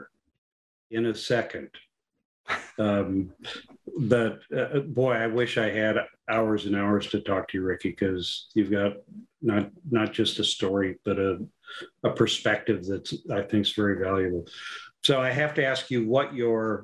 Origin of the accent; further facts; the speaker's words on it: outside of Green Bay, Wisconsin, United States; I grew up outside of Green Bay